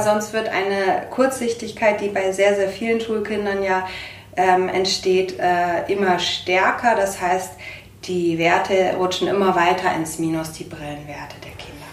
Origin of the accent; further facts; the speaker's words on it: Bremen, Germany; now in Munich, Germany; Ich komme, äh, ursprünglich gebürtig aus Bremen